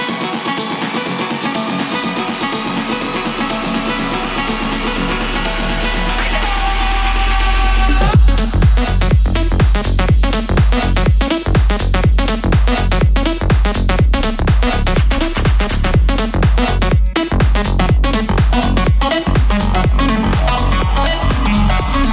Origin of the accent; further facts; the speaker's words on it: Veenendaal, Utrecht, Netherlands; here we are back in the studios in Veenendaal. It's my hometown, my home place.